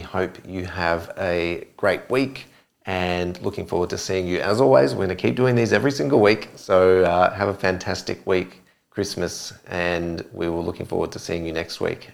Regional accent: Adelaide, South Australia, Australia; moved away; I'm from Adelaide originally

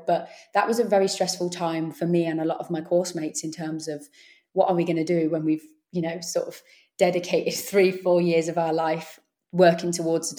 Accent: Warwickshire, West Midlands, United Kingdom; moved away as an adult; also born or lived in Leeds; I am from the Warwickshire area, so it was about 2.5-3 hours to go home

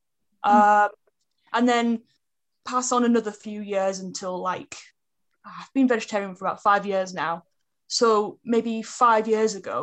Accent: Middlesbrough, North East England, United Kingdom; moved away as an adult; now in Cambridgeshire, United Kingdom; So I was born in Middlesbrough in Teesside, and now I live in Cambridgeshire. And I moved here about a year ago

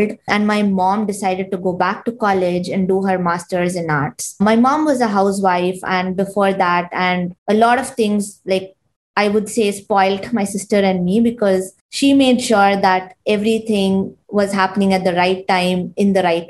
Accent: Bangalore, Karnataka, India; moved away as an adult; now in United States; I grew up and studied in India, specifically in Bangalore

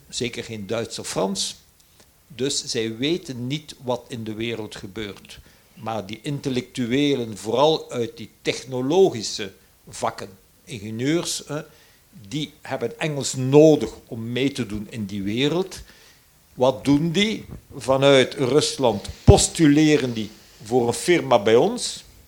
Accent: Flanders, Belgium; Als Vlaming, en ik ben toevallig een tweetalige

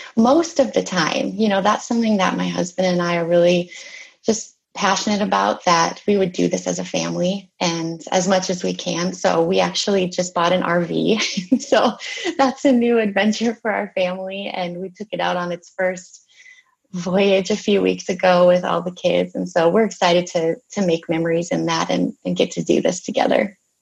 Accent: Minnesota, United States; I am from Minnesota

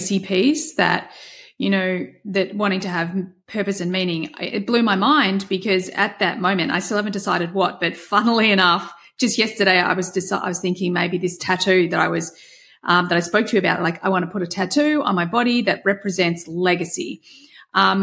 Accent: Australia; I'm Australian and we have terrible tall poppy syndrome here in Australia

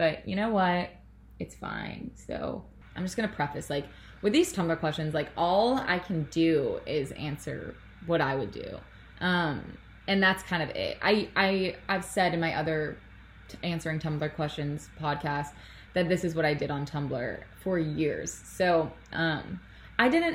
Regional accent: Toronto, Ontario, Canada; I'm 3 hours north of my hometown. I'm from Toronto

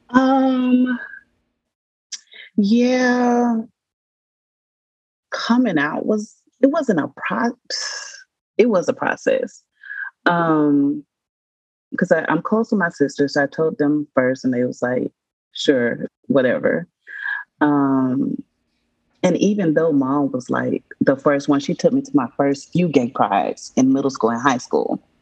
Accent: Nigeria; and I'm Nigerian as well.

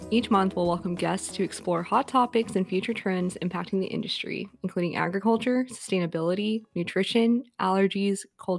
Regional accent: Georgia, United States; I was also born and raised in Georgia

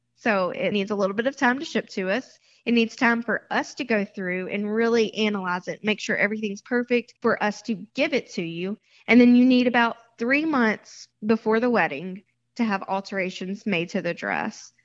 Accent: Mississippi, United States; moved away as an adult; also born or lived in Seacrest, Florida; now in Florida, United States; I was born and raised in Mississippi and was an elementary school teacher there.

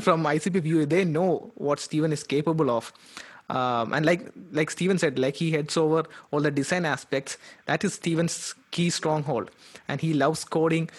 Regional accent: Kerala, India; moved away as an adult; also born or lived in Calcutta; I'm from Kerala.

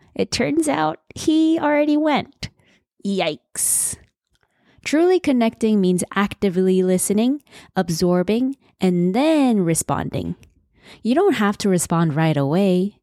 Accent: Seoul, South Korea; I was born in Seoul, the busiest city in South Korea

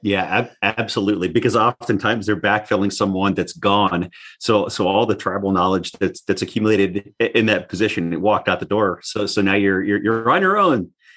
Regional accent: North Slope of Alaska, United States; also born or lived in Anaktuvuk Pass, Alaska / Barrow, Alaska / Point Hope, Alaska / Fairbanks, Alaska; I actually grew up on the north slope of Alaska. So, bo-, born in Alaska

